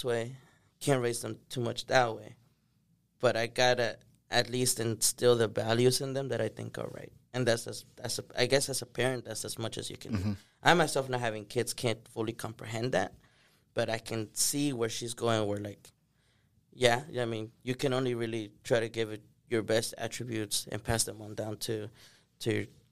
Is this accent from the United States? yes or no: yes; Manor, Texas, United States; also born or lived in Durango, Mexico; I grew up in Maynard